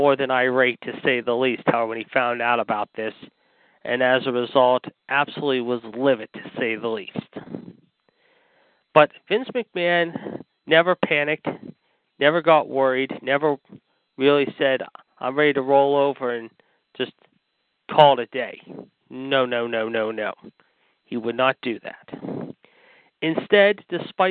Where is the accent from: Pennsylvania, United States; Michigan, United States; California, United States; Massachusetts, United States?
Pennsylvania, United States; Pittsburgh; Pittsburgh, my hometown